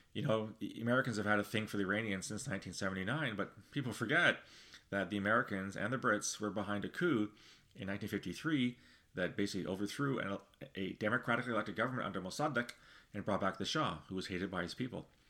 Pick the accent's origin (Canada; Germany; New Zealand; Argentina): Canada; speaking as a Canadian